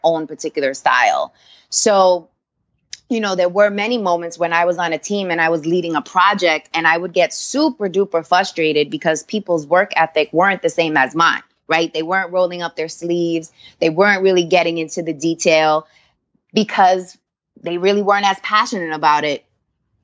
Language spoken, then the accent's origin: English; New York City, New York, United States; also born or lived in Orlando, Florida; I grew up in New York. I'm a New York girl at heart. I grew up in Queens. Lived in Orlando a few years, but the majority of my life, I grew up in Queens